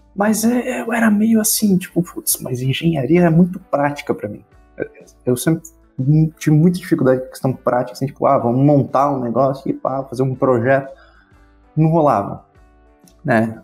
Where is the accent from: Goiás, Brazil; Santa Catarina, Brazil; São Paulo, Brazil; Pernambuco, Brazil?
Santa Catarina, Brazil; Ascurra; sou da cidade de Ascurra, Santa Catarina